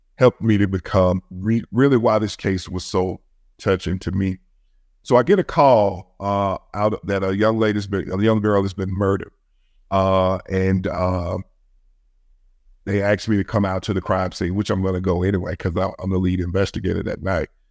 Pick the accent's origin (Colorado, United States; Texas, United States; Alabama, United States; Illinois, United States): Alabama, United States; Birmingham; I was raised in my city that I worked in Birmingham, Alabama. I grew up in Birmingham